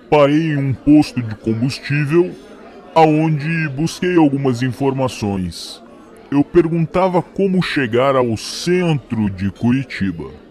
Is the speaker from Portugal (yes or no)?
no; United States; onde eu recordei o frio da minha terra, nos Estados Unidos